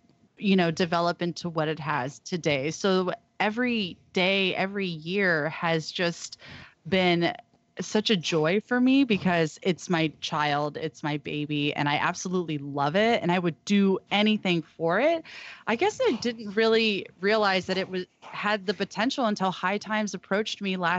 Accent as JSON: {"language": "English", "town": "Humboldt", "region": "California", "country": "United States", "said": "And since we're from Humboldt and from the Emerald Triangle, we know a lot about cultivation from seed to sale."}